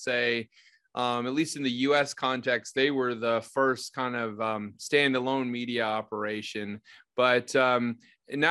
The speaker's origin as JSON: {"language": "English", "town": "Chicago", "region": "Illinois", "country": "United States", "tie": "born or raised there", "said": "my hometown, Chicago"}